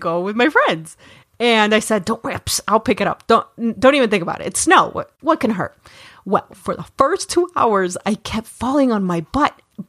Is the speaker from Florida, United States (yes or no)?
yes; Florida, United States; I come from Florida, which is...